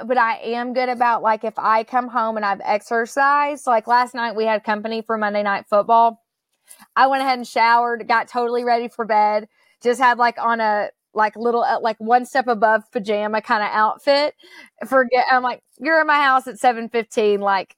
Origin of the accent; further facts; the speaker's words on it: Murray, United States; growing up in Murray without a mall